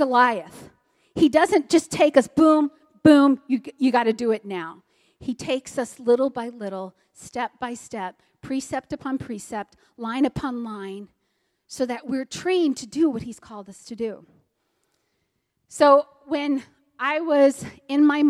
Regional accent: Texas, United States; I'm a Texan. I'm very proud to be a Texan.

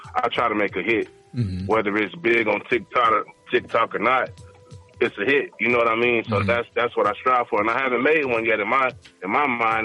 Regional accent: Florida, United States; I'm from Florida

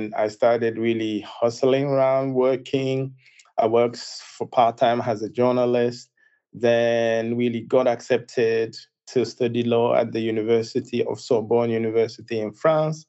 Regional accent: Zinder, Zinder Region, Niger; moved away as an adult; I was born in West Africa in a place called Zindia, in a country called Niger

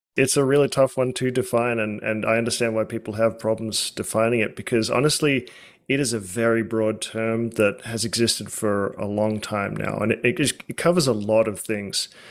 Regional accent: Australia; now in United States; growing up in Australia

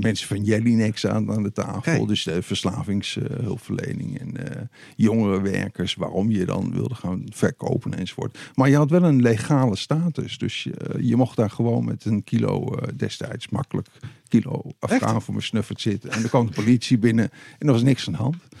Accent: Deventer, Overijssel, Netherlands; in Deventer, waar ik ben opgegroeid

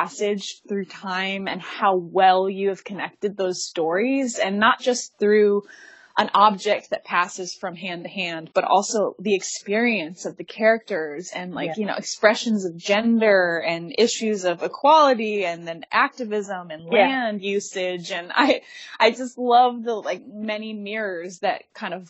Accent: Detroit, Michigan, United States; I was born in Detroit

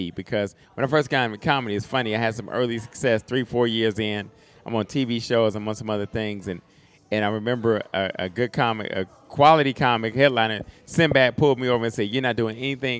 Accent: Dayton, Ohio, United States; also born or lived in Los Angeles; now in Sacramento, United States; I live in Sacramento now. I'm from Dayton, Ohio originally.

